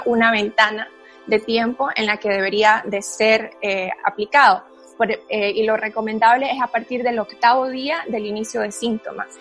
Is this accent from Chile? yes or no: no; Nicaragua; moved away as an adult; also born or lived in Germany; soy originalmente de Nicaragua, mi papá es alemán